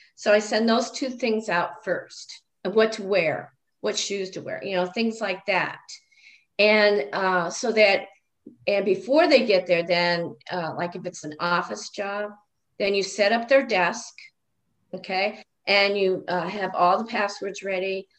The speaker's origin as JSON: {"language": "English", "region": "Illinois", "country": "United States", "moved": "yes", "lives_now": "Nebraska, United States", "said": "I'm from Illinois, so there was more diversity there than there is in Nebraska"}